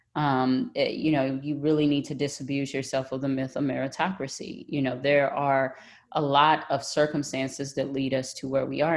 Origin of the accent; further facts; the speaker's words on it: Tyler, Texas, United States; accent: Texas; I grew up in Tyler, Texas, in the country